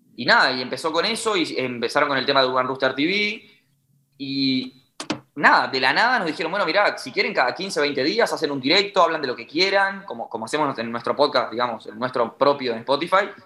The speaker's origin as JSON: {"language": "Spanish", "country": "Uruguay", "said": "somos de Uruguay"}